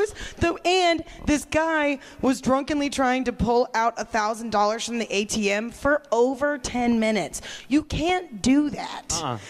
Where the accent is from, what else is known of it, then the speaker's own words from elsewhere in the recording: Kansas, United States; I'm from Kansas.